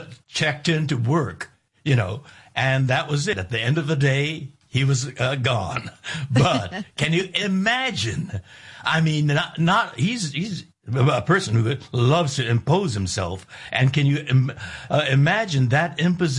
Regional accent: United States; I'm an American

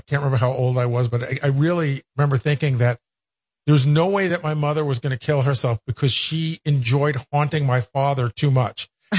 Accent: Long Island, New York, United States; I grew up on Long Island and all our relatives lived in Brooklyn.

